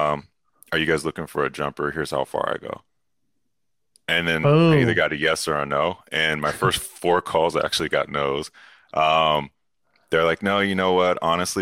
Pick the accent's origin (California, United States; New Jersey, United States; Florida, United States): California, United States; also born or lived in New York; I lived in New York, so I'm allowed to, like, say this as a Californian.